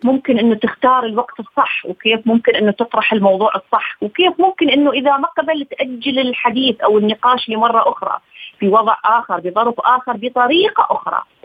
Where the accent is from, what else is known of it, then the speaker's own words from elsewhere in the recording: Iraq; بلدي العراق